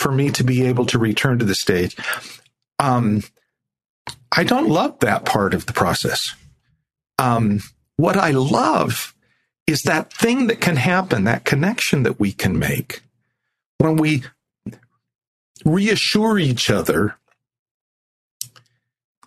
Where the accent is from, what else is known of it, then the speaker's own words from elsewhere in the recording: Chicago and New Jersey, United States; moved away; also born or lived in Salt Lake City, Utah, United States; I grew up in Chicago and New Jersey, no Mormons.